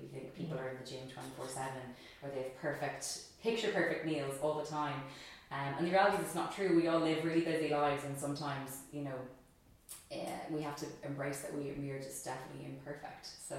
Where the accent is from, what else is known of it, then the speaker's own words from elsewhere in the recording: United States; born there; I am Irish. I was born in America, but I'm mostly Irish.